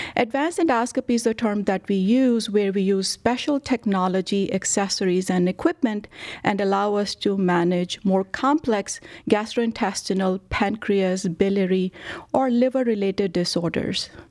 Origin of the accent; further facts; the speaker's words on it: India; moved away as an adult; also born or lived in Rochester, Minnesota / Dallas; now in Cleveland, United States; I was born and brought up in India